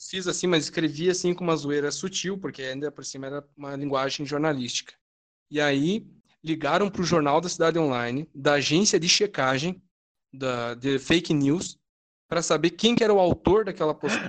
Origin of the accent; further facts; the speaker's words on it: Rio Grande do Sul, Brazil; aqui no meu estado, né, que eu sou do Rio Grande do Sul